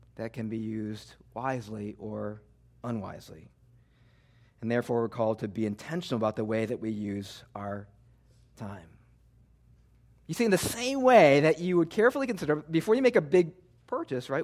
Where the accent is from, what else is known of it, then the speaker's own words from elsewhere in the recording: Midwest, United States; moved away as an adult; now in New Jersey, United States; I was born and raised in the Midwest